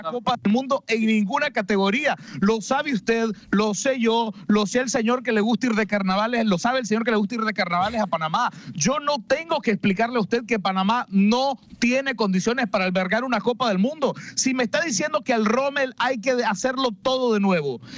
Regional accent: Nicaragua; Mi nacionalidad, orgullosamente nicaragüense

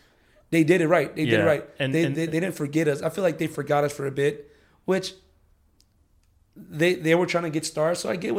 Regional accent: Redondo Beach, California, United States; I'm from Redondo

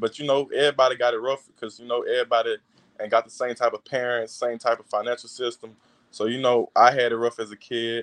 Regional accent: Louisiana, United States; LSU playing for my home state

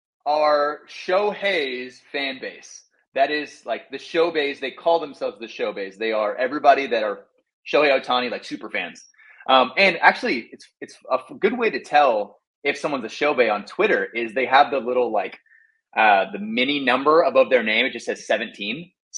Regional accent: Texas, United States; Like I said, growing up in Texas, like I had no idea that Taiwan loved baseball

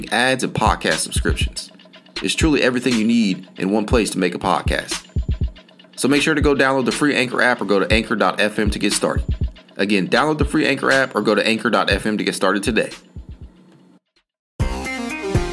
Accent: Dayton, Ohio, United States; I'm from Dayton

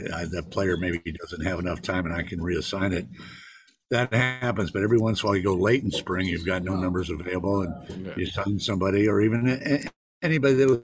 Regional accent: Alameda, California, United States; I was born in Alameda, and then I went to high school in Alameda at St. Joe's

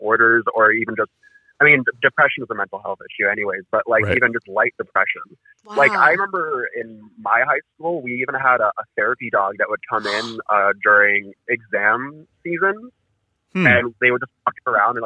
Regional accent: Toronto, Ontario, Canada; I'm from Toronto. Like, GTA

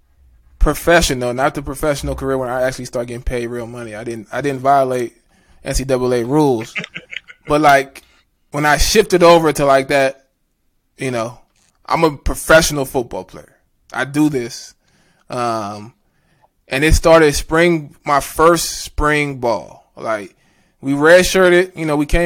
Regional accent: Florida, United States; moved away; I'm from Florida.

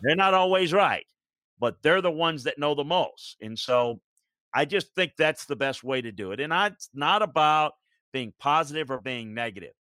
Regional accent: Deep South, United States; I grew up in the Deep South

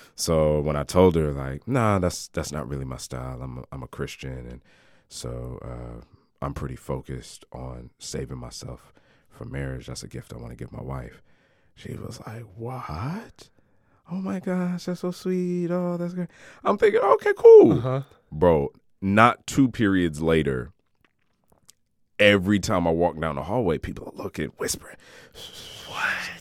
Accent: Cranston, Rhode Island, United States; I'm born and raised in Rhode Island. Um, grew up in a in a suburb

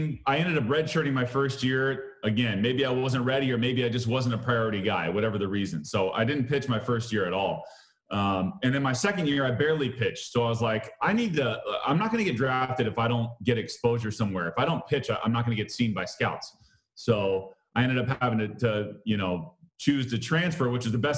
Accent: Southern California, United States; So I grew up, you know, Southern California, Lakers, Dodgers, like that was it for me.

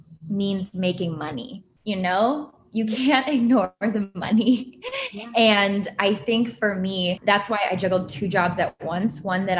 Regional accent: Cleveland, Ohio, United States; now in Brooklyn, United States; So I am originally from Cleveland, Ohio, but I moved around a bit growing up, went to BC, Boston College, studied marketing, and then somehow ended up in New York City when I never thought I would.

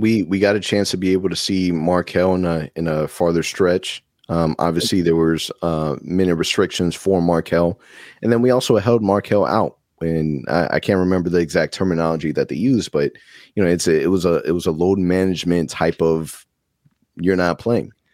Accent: Orlando, Florida, United States; I'm born and raised in Orlando

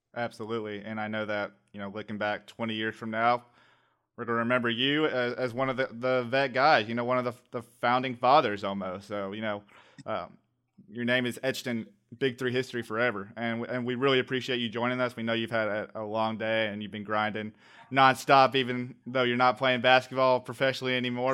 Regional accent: Atlanta, Georgia, United States; I'm from the Atlanta area

